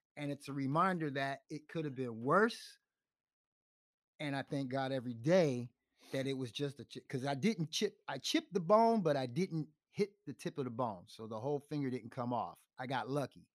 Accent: New York City, New York, United States; also born or lived in Chicago / Clermont, Florida; now in Tampa, United States; since I was from New York, the Bronx

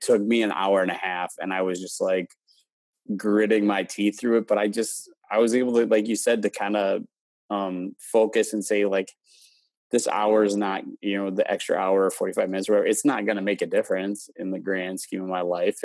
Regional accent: Wisconsin, United States; also born or lived in Houston; I, I grew up in Wisconsin

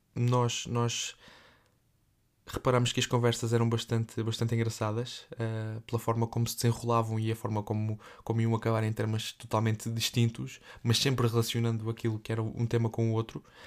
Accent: Évora, Alentejo, Portugal; moved away as an adult; now in Lourinhã, Portugal; sou natural de Évora, uh, vivo numa terra relativamente perto da Évora, cerca de 60 km de Évora, uma terrinha muito pequena

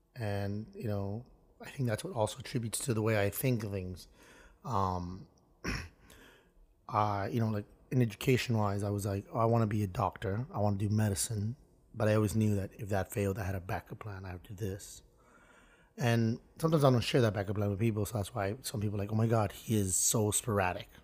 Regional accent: Miami, Florida, United States; growing up in Miami

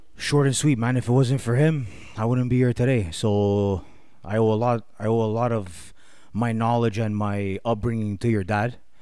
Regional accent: Montreal, Quebec, Canada; I grew up in Villemard with, uh, no, no, no, no, my grandparents.

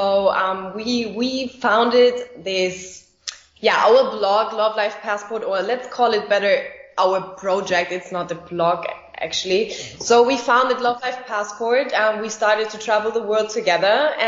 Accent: Germany; moved away as an adult; also born or lived in Dubai; as you just mentioned. I'm from Germany.

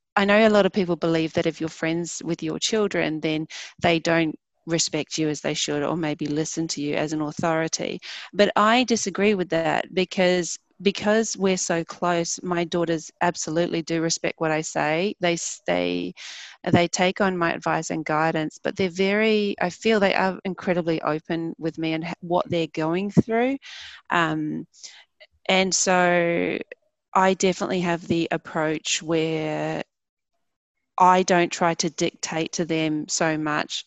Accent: New Zealand; I grew up in New Zealand

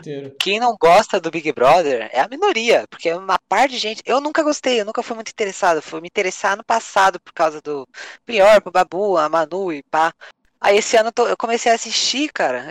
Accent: São Paulo, Brazil; eu nasci na zona norte de São Paulo, sou paulista.

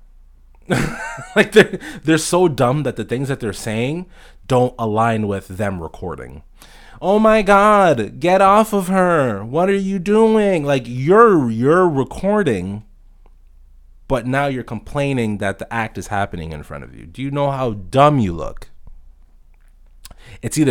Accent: Toronto, Ontario, Canada; I'm from Toronto, Canada

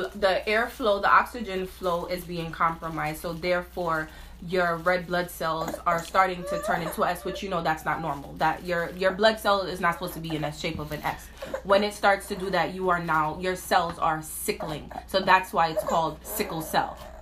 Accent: New York City, New York, United States; we from Brooklyn

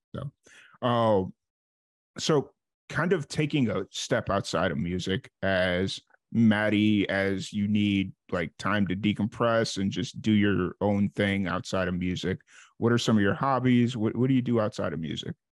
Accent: Chicago, Illinois, United States; moved away as an adult; also born or lived in New Mexico; I'm from Chicago originally

